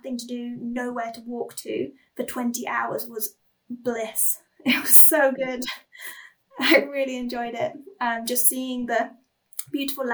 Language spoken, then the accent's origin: English; England, United Kingdom; I come from England, where you are never a stone's throw away from, you know, a pub, a taxi rank, a train station